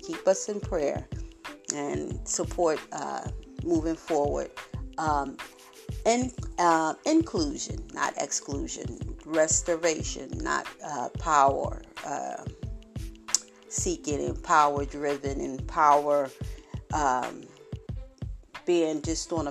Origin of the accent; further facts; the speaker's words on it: Philadelphia, Pennsylvania, United States; born and raised in Philadelphia all my life, and I'm still here